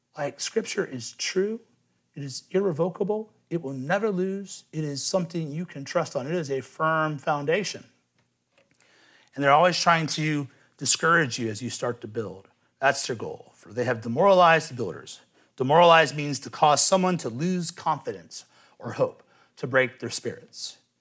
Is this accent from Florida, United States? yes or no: no; Cincinnati, Ohio, United States; I'm from Cincinnati